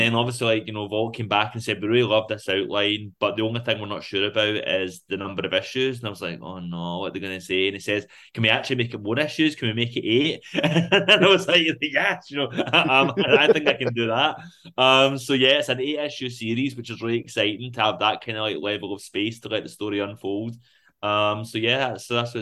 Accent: Rutherglen, Scotland, United Kingdom; also born or lived in Glasgow; I grew up in Rutherglen

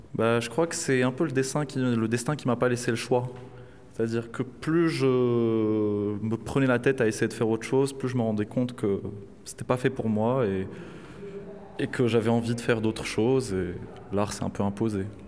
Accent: Casablanca, Casablanca-Settat, Morocco; now in Saint-Denis, France; grandi à Casablanca

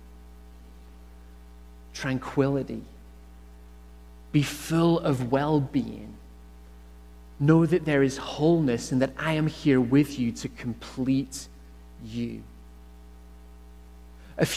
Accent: Northern Ireland, United Kingdom; accent: Irish; moved away as an adult; now in Canada; Growing up in Northern Ireland

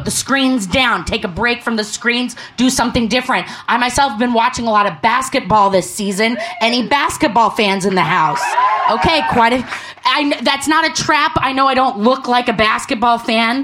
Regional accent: Portland, Oregon, United States; I'm from Portland, Oregon

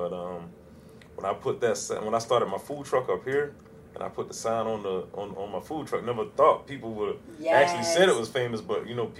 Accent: Hampton County, South Carolina, United States; also born or lived in Columbia, South Carolina; now in Charlotte, United States; Born and raised in Hampton County, South Carolina.

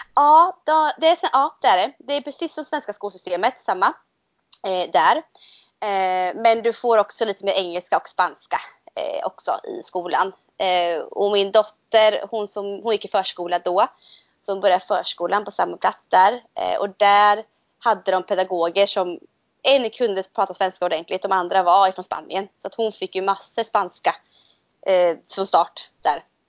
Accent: Motala, Östergötland, Sweden; jag bor i Motala. Eh, det hör man nog på min dialekt tror jag, jag är från Östergötland. Ehm, och jag, har, jag är uppväxt här också

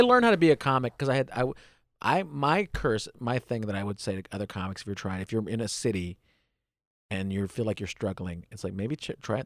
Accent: United States; I was born in the United States.

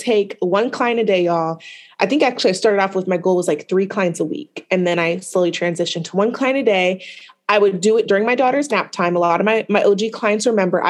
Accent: Portland, Oregon, United States; I am from the West Coast, Portland, Oregon native

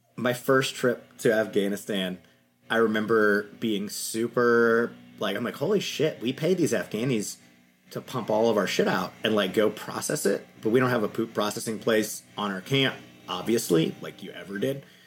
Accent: Louisiana, Texas, United States; I grew up in Texas, Louisiana

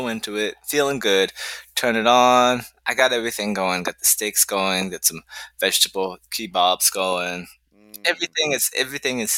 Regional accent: Ohio, United States; moved away; I grew up in Ohio

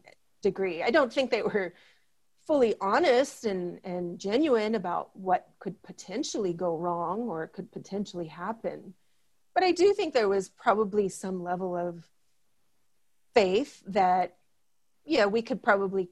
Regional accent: Marshall Islands; as a Marshallese, I'm half Marshallese and I'm half American.

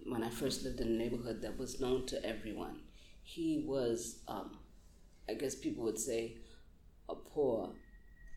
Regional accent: New York City, New York, United States; I'm proud of being a Brooklynite

